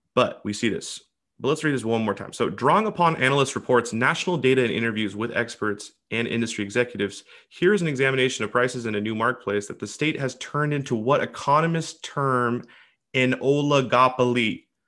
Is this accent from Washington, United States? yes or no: yes; Washington, United States; this is my home state, Washington